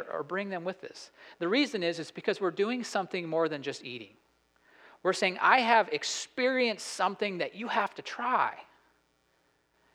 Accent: Idaho, United States; I grew up in Idaho

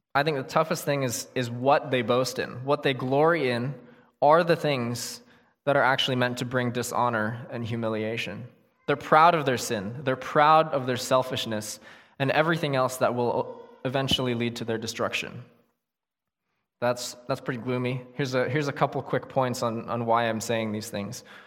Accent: United States; living here as American Christians

